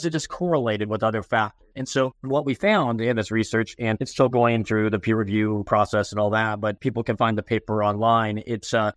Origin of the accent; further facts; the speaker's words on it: Phoenix, Arizona, United States; I grew up in Phoenix, Arizona